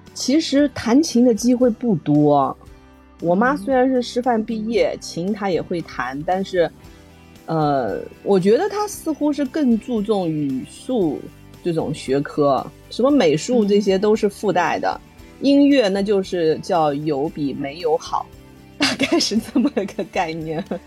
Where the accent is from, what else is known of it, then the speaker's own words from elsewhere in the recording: Lishui, Zhejiang, China; 我的家乡，就是在浙江丽水这边儿